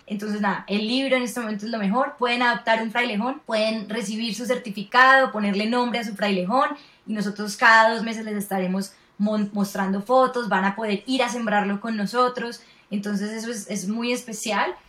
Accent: Colombia; nosotros como colombianos

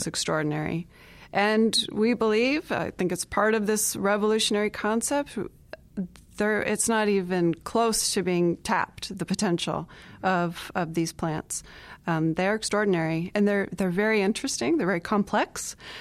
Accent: Southwest Florida, United States; moved away as an adult; now in Iowa, United States; I grew up in Southwest Florida.

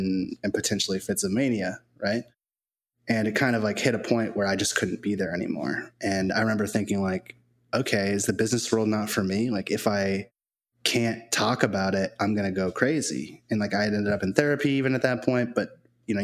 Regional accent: New England, United States; now in Tampa Bay area, United States; I grew up in New England

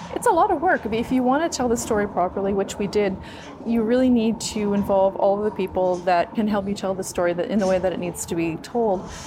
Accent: Newfoundland and Labrador, Canada; moved away; I'm from Newfoundland

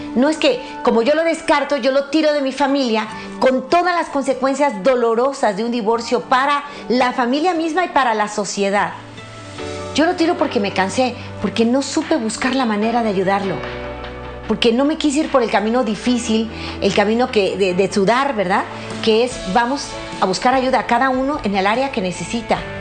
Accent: Mexico; mi país, México

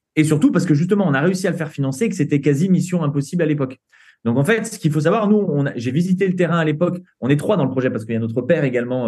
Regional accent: Saint-Étienne, Auvergne-Rhône-Alpes, France; on vient de Saint-Étienne

